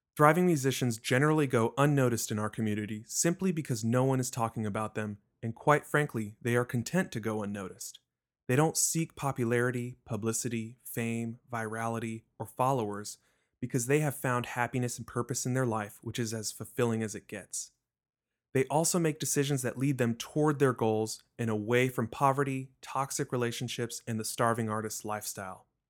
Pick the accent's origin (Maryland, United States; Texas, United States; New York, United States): Texas, United States; Richardson; I was born and raised in Richardson, Texas, a suburb of Dallas